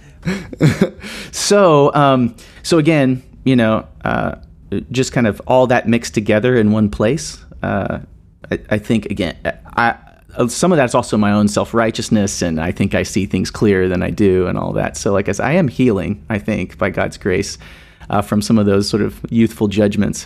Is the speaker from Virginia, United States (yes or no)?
no; Nashville, Tennessee, United States; moved away as an adult; also born or lived in Seattle; now in Indianapolis, United States; I grew up in Nashville, Tennessee